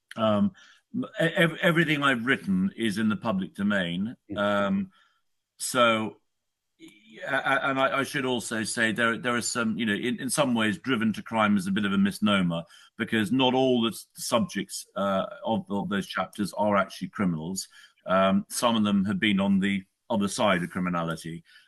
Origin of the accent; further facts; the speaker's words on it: United Kingdom; I'm a Brit. I live in the UK